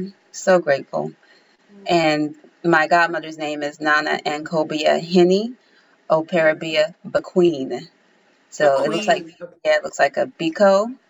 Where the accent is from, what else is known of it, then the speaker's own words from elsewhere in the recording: Tennessee, United States; because I'm from the South, I'm from Tennessee.